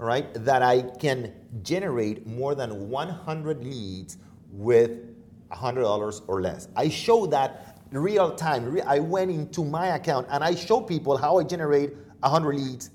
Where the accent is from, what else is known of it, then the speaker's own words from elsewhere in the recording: Venezuela; now in United States; I'm from Venezuela originally.